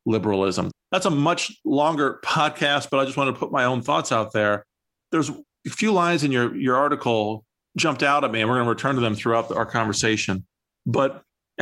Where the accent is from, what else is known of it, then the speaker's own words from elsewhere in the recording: United States; as an American and also a Catholic